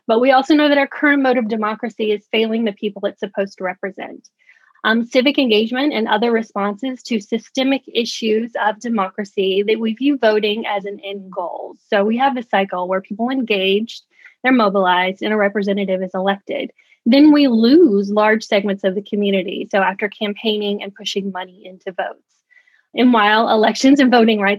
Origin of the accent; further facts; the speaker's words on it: Tennessee, United States; moved away as an adult; now in New York, United States; I'm originally from Tennessee, but I've been in New York about 4 years now